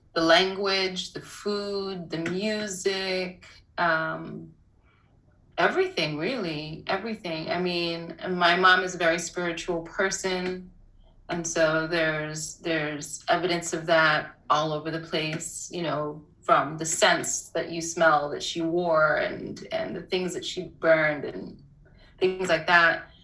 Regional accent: New York City, New York, United States; also born or lived in Port-au-Prince, Haiti / Harlem; I was around two when we when my family left, and um, we came straight to Harlem. Uh, to be with the extended part of the family, and we moved, I would say, somewhere around 1983 to Brooklyn

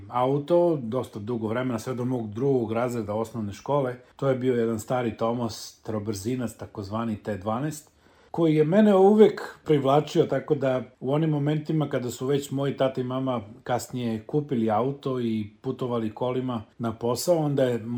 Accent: Aleksinac, Serbia; moved away as an adult; also born or lived in New Zealand / Niš; ja sam rođen u Aleksincu. Odrastao sam na Lesinačkom rudniku u velikoj porodici dedom Jovanom i nanom Milicom, mog deda su zvali Jole Crnogorac. Crnogorska familija koja je došla u Aleksinac

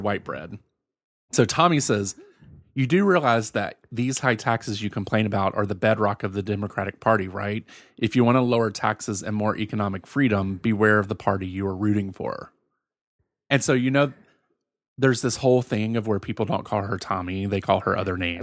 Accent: Virginia, United States; born or raised there; moved away

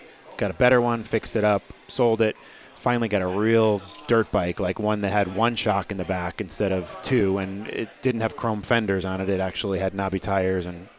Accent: outside of Hartford, Connecticut, United States; moved away as an adult; also born or lived in Portsmouth, New Hampshire; now in Newburyport, United States; outside of Hartford, and it's kind of where I grew up in Connecticut

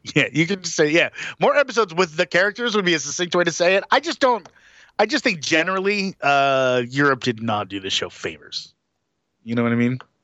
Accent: Atlanta, Georgia, United States; it's my hometown

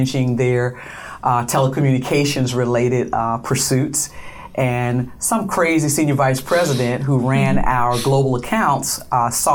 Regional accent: Montgomery, Alabama, United States; moved away as an adult; also born or lived in Cleveland, Ohio / San Francisco, California; We grew up on the Gulf Coast and through Montgomery, Alabama. And I went to school and lived in Alabama through college.

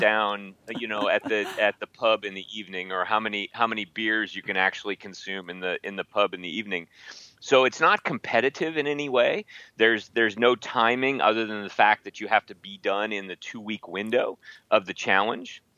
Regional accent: Midwest, United States; I'm from the Midwest

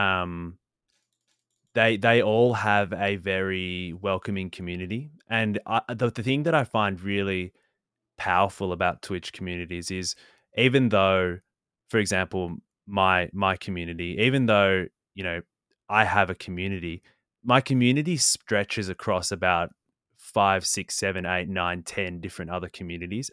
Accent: Australia; I'm Australian.

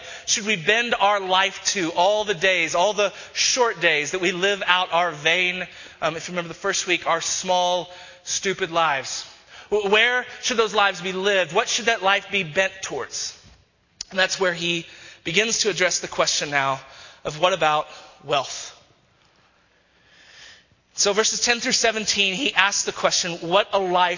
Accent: Texas, United States; now in Denver, United States; who I grew up with in Texas

